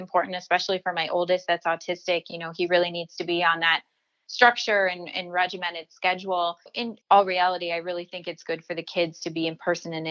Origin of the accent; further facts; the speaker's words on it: Boston, Massachusetts, United States; moved away; I'm originally from Boston